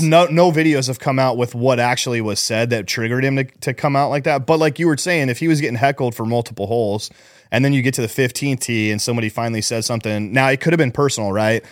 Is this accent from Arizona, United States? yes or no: yes; Scottsdale, Arizona, United States; born or raised there